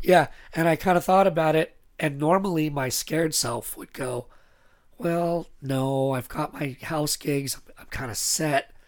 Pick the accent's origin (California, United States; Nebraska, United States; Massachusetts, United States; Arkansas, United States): California, United States; Northern; also born or lived in Anaheim, California; I was born in Anaheim, but my parents moved to Northern California when I was pretty young